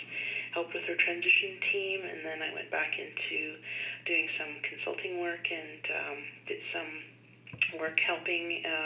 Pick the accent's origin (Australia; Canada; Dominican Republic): Canada; Northern British Columbia; And I'm from Northern British Columbia